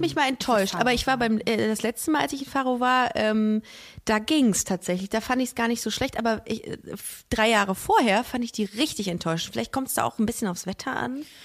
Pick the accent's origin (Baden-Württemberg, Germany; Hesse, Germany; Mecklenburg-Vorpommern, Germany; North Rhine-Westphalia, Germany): North Rhine-Westphalia, Germany; Düsseldorf; Bei uns in Düsseldorf hat man bei einem 4-0er Abi ein Auto geschenkt bekommen von der Sparkasse